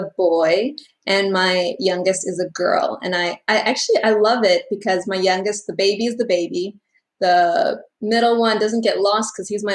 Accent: Michigan, United States; moved away as an adult; also born or lived in Florida; now in Oklahoma, United States; I was born and raised in Michigan

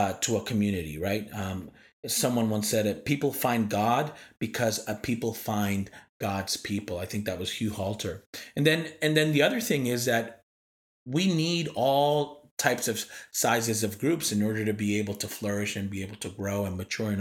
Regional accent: New York, United States; moved away; also born or lived in East Coast; as a New Yorker

